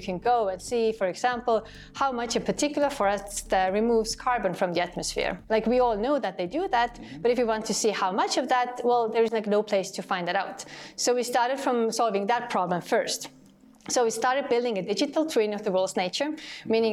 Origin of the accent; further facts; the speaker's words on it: Estonia; my home country here in Estonia